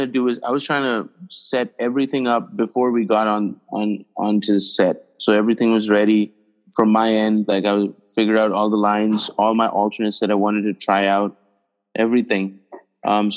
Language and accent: English; India; when I was growing up in India